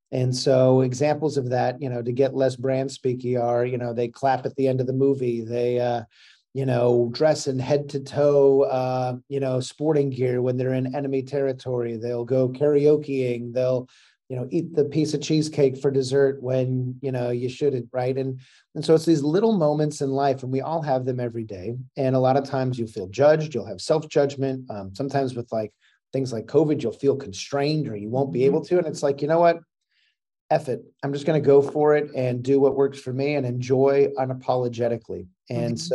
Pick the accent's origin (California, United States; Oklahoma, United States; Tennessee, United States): California, United States; Seal Beach; I grew up in Seal Beach.